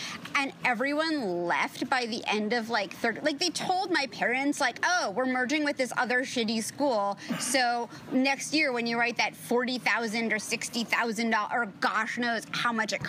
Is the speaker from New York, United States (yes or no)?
yes; New York City, New York, United States; I grew up on the Upper East Side, and Upper East Side has notoriously shitty public schools